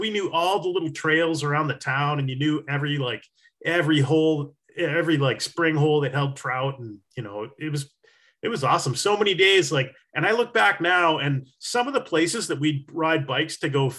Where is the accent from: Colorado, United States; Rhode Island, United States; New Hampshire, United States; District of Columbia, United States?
New Hampshire, United States; I grew up in New Hampshire and spin fishing, right?